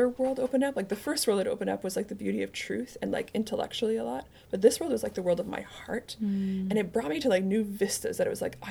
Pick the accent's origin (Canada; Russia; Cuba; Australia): Canada; I grew up in Canada